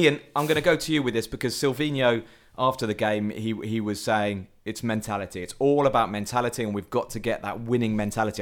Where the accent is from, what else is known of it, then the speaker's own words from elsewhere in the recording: England, United Kingdom; as an Englishman